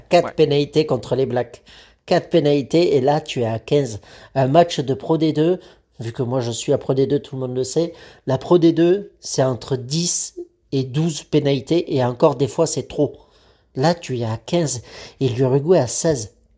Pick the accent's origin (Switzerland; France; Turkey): France; on est français